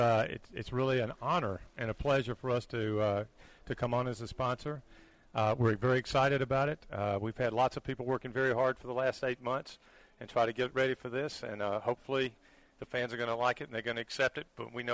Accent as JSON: {"language": "English", "region": "South Carolina", "country": "United States", "tie": "born or raised there", "said": "I grew up in South Carolina."}